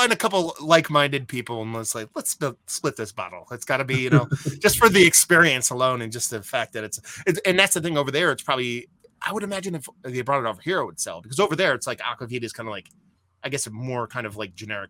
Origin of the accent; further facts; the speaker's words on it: Pennsylvania, United States; also born or lived in New Jersey; Where I grew up in Pennsylvania, I originally lived in New Jersey and up where I moved into Pennsylvania, I moved there when I was like 12 and a huge Polish background